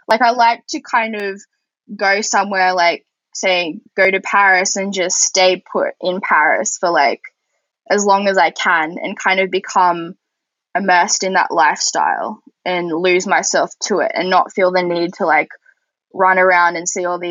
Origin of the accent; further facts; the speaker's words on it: Australia; I'm from Australia